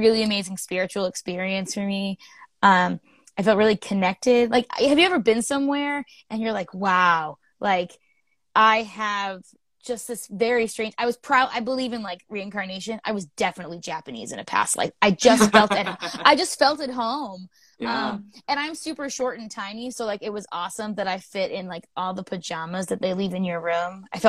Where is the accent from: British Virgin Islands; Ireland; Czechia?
Ireland; I'm Irish. I don't know if you can tell by the face and stuff. But I'm an Irish girl